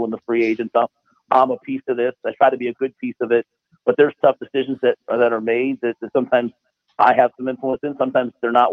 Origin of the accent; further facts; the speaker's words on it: New York City, New York, United States; moved away as an adult; also born or lived in Texas; I was a guy from New York City that moved to Texas